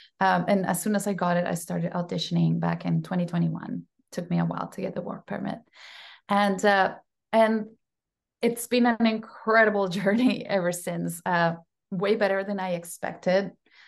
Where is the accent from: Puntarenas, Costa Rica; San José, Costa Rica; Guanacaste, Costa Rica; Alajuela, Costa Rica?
Alajuela, Costa Rica; I actually walked myself into an audition at the Conservatory of Music in the hometown where I grew up in Alajuela in Costa Rica.